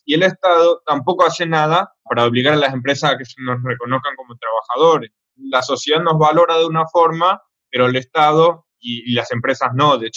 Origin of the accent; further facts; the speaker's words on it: Paraguay; moved away as an adult; now in Buenos Aires, Argentina; soy trabajador de reparto de la aplicación Rappi, soy paraguayo y estoy viviendo acá hace dos años.